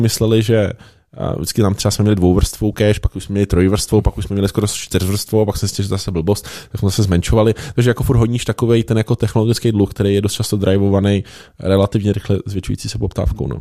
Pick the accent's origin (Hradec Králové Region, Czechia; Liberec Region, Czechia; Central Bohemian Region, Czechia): Liberec Region, Czechia; Liberec; já jsem z Liberce